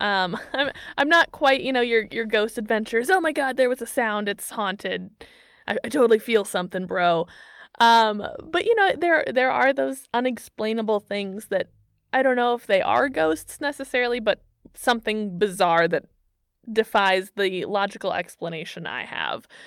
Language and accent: English; Missouri, United States; moved away as an adult; now in Germany; my home state of Missouri